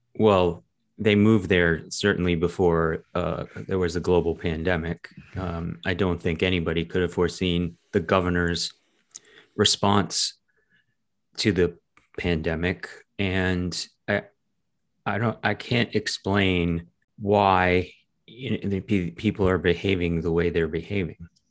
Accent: Massachusetts, United States; I grew up in Massachusetts

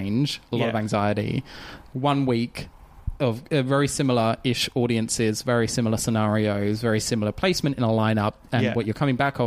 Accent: London, United Kingdom; accent: Cockney; I grew up in London, everyone, you know, spoke a little bit, you know, that Cockney accent

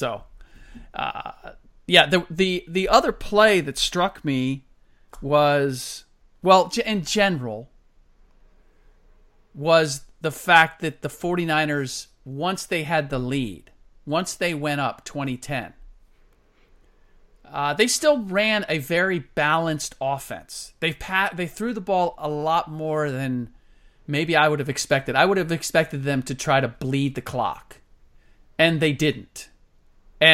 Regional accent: Midwest, United States; Midwestern boy, that being me, born and raised in the Midwest.

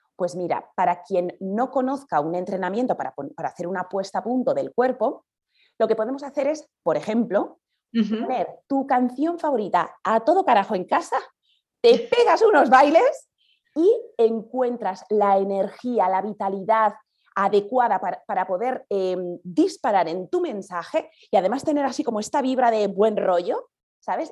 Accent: Basque Country, Spain; also born or lived in Andalusia; now in Madrid, Spain; soy del País Vasco, en el norte

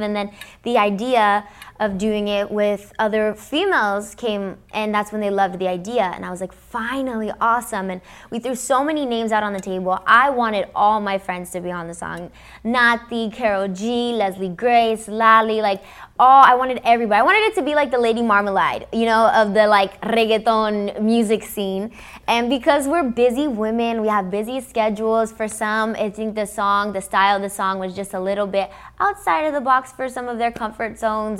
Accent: Los Angeles, California, United States; first language English; I'm from Los Angeles, because I grew up in America

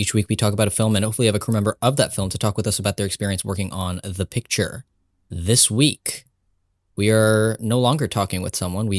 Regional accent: United States; I wouldn't know anything about that as an Indian American.

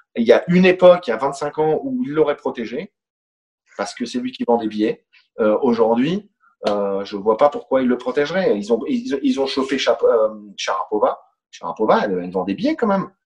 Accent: France; je suis français

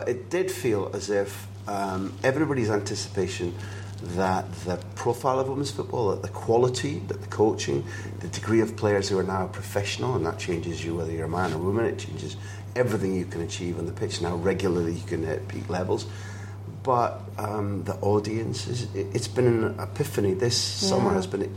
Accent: Scotland, United Kingdom; as a Scot

